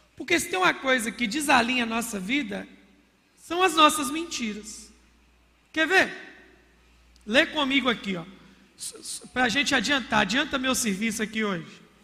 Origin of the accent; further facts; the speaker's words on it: Minas Gerais, Brazil; falar como um bom mineiro